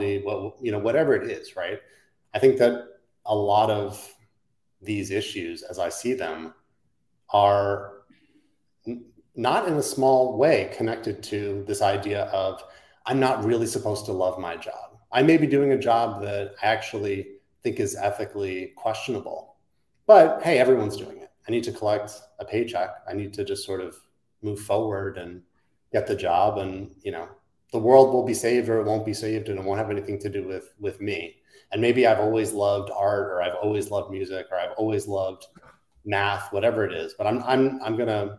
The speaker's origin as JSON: {"language": "English", "region": "New Jersey", "country": "United States", "tie": "born or raised there", "said": "growing up in New Jersey with a Jewish background"}